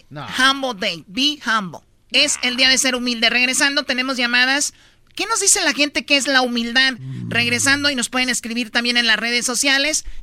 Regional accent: Jiquilpan, Michoacán, Mexico; moved away; ahí trabaja mucho de mi pueblo, de Jiquilpa, Michoacán, ahí en LAX.

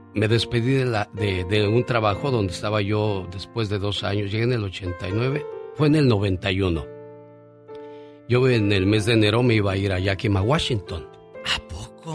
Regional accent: Mexicali, Baja California, Mexico; moved away; un día salí de Mexicali pero Mexicali nunca salió de mí

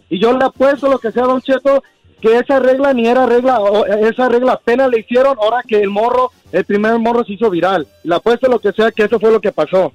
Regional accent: United States; yo soy de padres mexicanos, yo nací aquí en Estados Unidos

